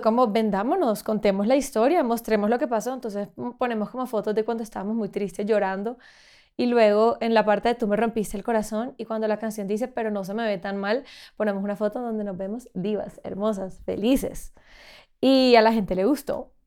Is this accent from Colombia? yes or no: yes; Santa Marta, Magdalena, Colombia; yo soy de Santa Marta, como te contaba, y allá hay mucha naturaleza, está el Parque Tayrona, está el mar, y yo como que siempre crecí con esa conciencia del medio ambiente